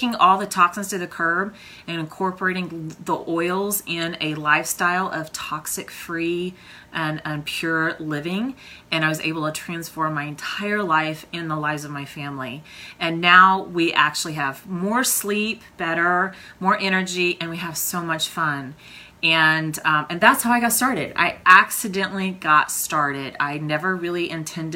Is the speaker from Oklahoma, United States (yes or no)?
yes; Oklahoma, United States; I am from Oklahoma